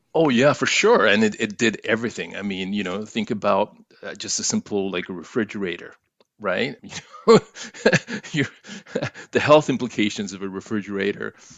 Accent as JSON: {"language": "English", "country": "Chile", "moved": "yes", "lives_now": "Toronto, Canada", "said": "being an, an immigrant to Canada, and kinda looking at what happened in my home country of Chile."}